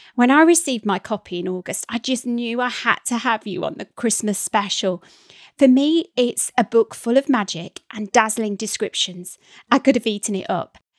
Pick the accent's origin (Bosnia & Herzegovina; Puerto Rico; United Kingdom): United Kingdom; Midlands; somebody who was born and bred in the Midlands